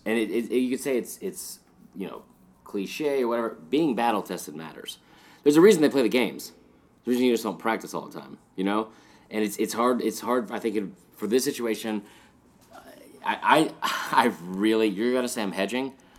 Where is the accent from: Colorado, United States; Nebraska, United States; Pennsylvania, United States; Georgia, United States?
Georgia, United States; Stone Mountain; I grew up in Stone Mountain